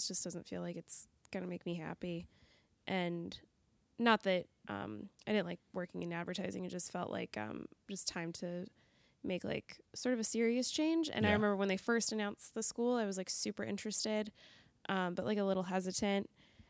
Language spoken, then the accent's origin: English; Colorado, United States; now in Chicago, United States; I'm from Colorado.